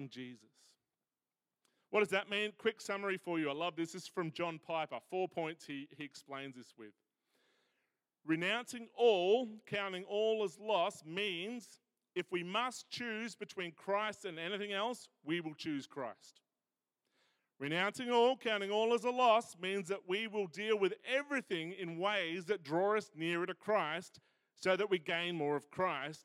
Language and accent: English; Australia